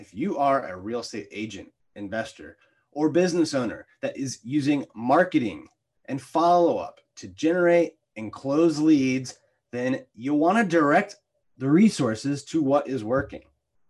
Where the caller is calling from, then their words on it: Deerfield, Florida, United States; I'm in Deerfield, Florida.